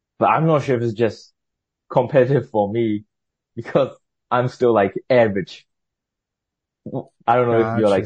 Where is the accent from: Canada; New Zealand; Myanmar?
Myanmar; English is a second language; moved away as an adult; I'm from Burma, Myanmar